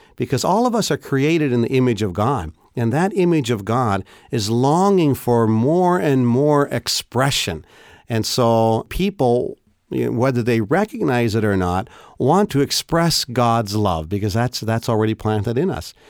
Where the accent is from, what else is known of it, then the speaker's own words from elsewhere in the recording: Canada; as a Canadian